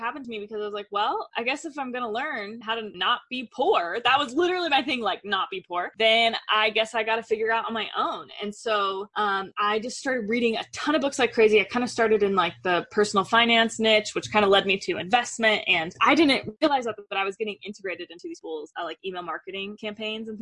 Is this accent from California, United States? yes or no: no; Denver, Colorado, United States; now in Utah, United States; I'm from Denver, currently living in Utah